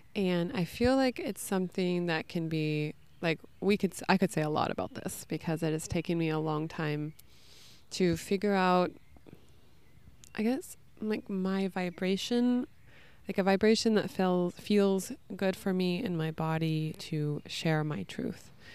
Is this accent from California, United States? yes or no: yes; California, United States; moved away as an adult; also born or lived in New York City; I'm from California originally